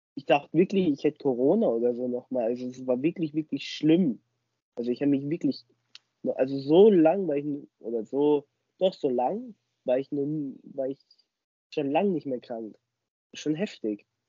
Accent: Starnberg, Bavaria, Germany; bei uns in Starnberg

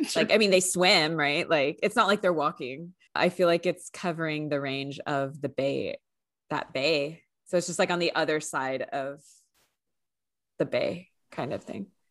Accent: San Francisco, California, United States; I grew up in the Bay Area, and we always did field trips there for school

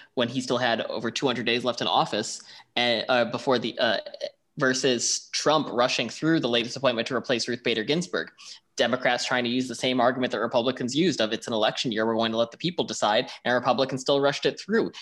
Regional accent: Buffalo, New York, United States; also born or lived in Washington, D.C. / Montana; now in New Orleans, United States; I'm from Buffalo, New York.

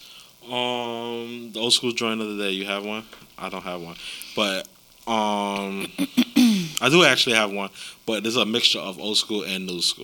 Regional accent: New York City, New York, United States; We come from Queens.

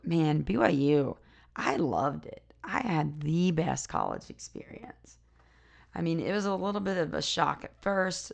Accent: South Carolina, United States; now in Utah, United States; I live in Utah now, but I grew up in South Carolina.

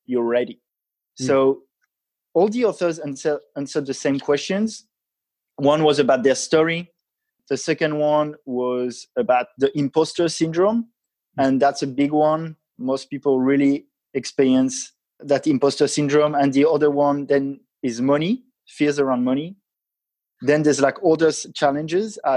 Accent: France; I come from France and I've had quite a traditional upbringing, education

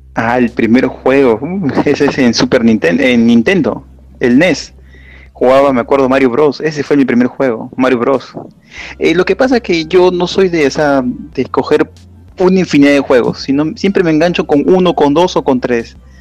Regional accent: Lima, Peru; soy de Perú, de Lima

